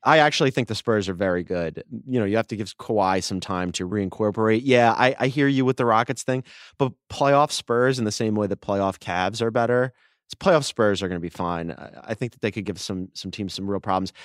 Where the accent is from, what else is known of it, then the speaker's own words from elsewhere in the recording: Delaware County, outside Philadelphia, Pennsylvania, United States; moved away; I grew up in Delaware County, just outside of Philadelphia